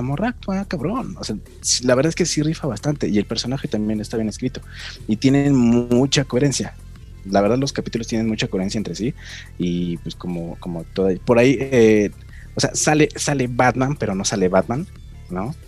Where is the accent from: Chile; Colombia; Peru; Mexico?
Mexico; somos mexicanos